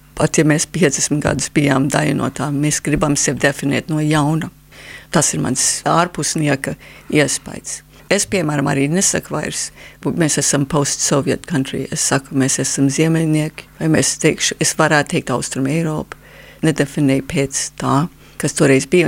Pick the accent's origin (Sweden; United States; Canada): Canada; Latvian is a second language; now in Latvia; es esmu kanādas latvieta vai Latvijas kanādieta.